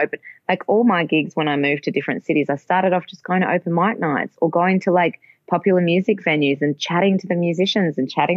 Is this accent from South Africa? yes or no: no; Perth, Western Australia, Australia; moved away as an adult; also born or lived in Melbourne, Australia; now in Germany; I left my hometown when I was 19